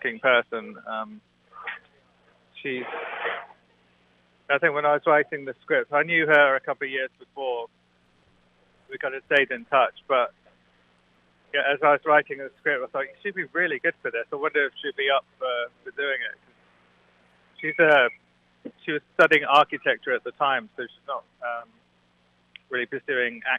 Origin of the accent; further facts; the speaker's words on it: Suffolk, East of England, United Kingdom; moved away as an adult; also born or lived in London; now in New York, United States; I grew up in Suffolk, which is a tiny